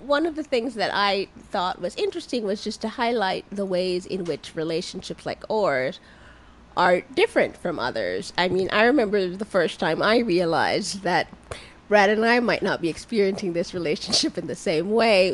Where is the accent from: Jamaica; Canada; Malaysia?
Jamaica; moved away; I grew up in Jamaica